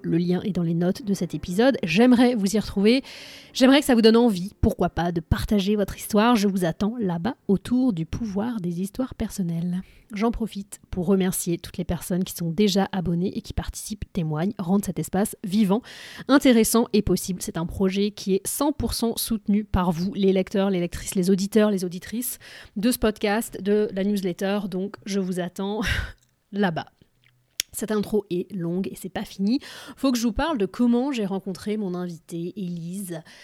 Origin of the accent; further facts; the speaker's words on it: France; moved away as an adult; now in Boston, United States; je suis française, je vis aux États-Unis depuis un peu plus de 10 ans à Boston